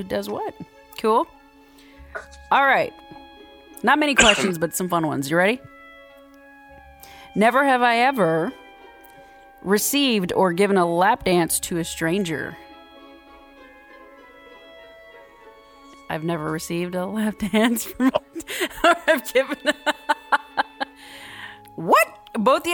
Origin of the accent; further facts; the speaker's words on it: Texas, United States; moved away as an adult; also born or lived in Cape Cod, Massachusetts; I grew up in Texas.